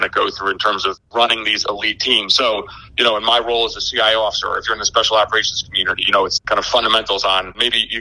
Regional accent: New Jersey, United States; also born or lived in Greece / Algeria; I grew up in New Jersey.

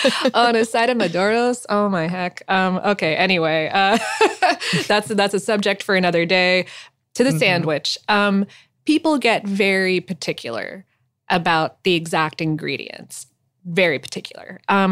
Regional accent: Fort Lauderdale, Florida, United States; Some folks don't include the salami, and that is, in fact, the way that I had it growing up in Fort Lauderdale.

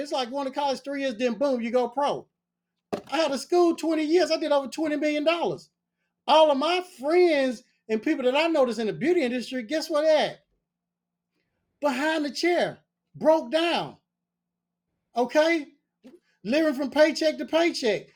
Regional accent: Nashville, Tennessee, United States; I'm from Nashville, Tennessee

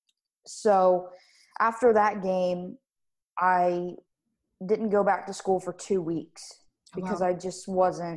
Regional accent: Wellington, Florida, United States; also born or lived in Davie, Florida; I was born in Davie, Florida, and I moved to Wellington, Florida, and I've been here ever since.

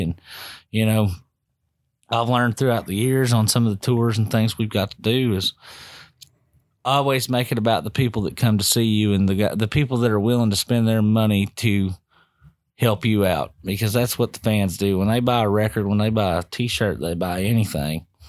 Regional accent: Bardstown, Kentucky, United States; moved away as an adult; I grew up in this town

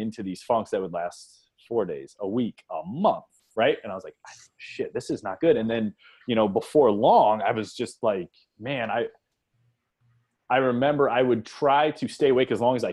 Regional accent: Akron, Ohio, United States; I grew up in Akron, Ohio

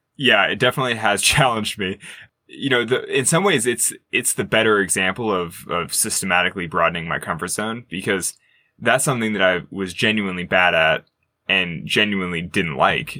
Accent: Sacramento, California, United States; growing up in California

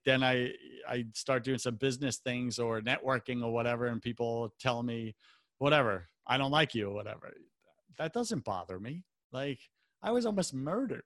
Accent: Long Island, New York, United States; moved away; also born or lived in West Coast; I'm from New York as well

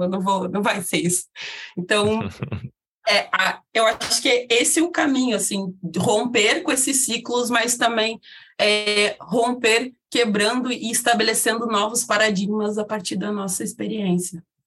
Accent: South Region, Brazil; eu sou uma mulher negra de pele retinta localizada no sul do país

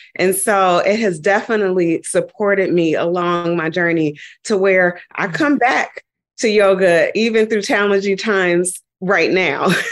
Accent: Dayton, Ohio, United States; moved away; also born or lived in New York; I went back home and I'm from Dayton, Ohio

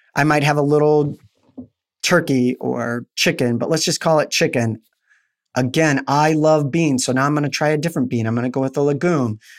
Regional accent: Albuquerque, New Mexico, United States; I'm in Florida and I'm, I'm from Albuquerque, New Mexico.

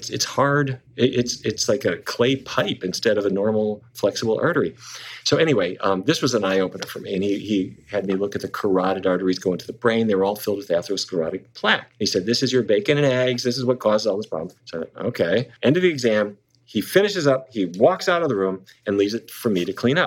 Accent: Fargo, North Dakota, United States; moved away; I grew up in Fargo, North Dakota

